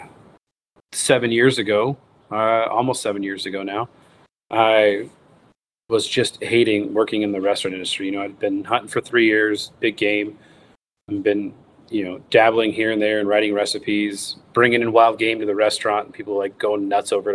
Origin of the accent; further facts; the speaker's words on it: United States; growing up in the United States